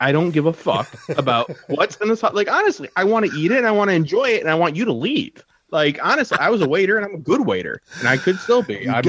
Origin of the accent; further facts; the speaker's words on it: Detroit, Michigan, United States; Yeah, I'm from Detroit, where the water melts car parts.